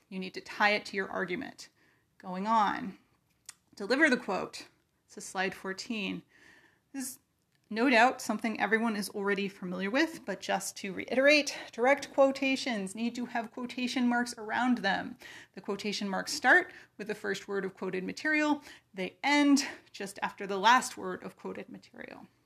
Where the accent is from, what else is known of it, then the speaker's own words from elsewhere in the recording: California, United States; moved away as an adult; now in Virginia, United States; I am from California. Uh, I grew up there. I learned to drive there.